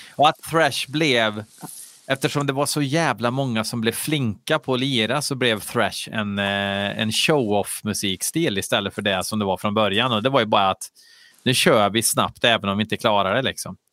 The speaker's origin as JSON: {"language": "Swedish", "region": "Värmland", "country": "Sweden", "accent": "Värmländska", "said": "jag, jag pratar värmländska"}